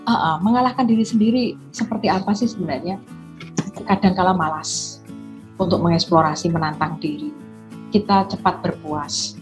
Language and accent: Indonesian; Semarang, Central Java, Indonesia; saya dari Semarang